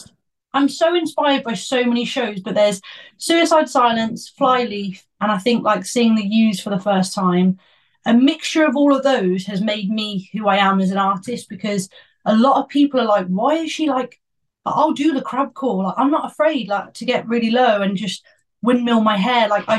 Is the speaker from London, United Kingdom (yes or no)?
no; Worcester, West Midlands, United Kingdom; I'm from Worcester, like a little place called Worcester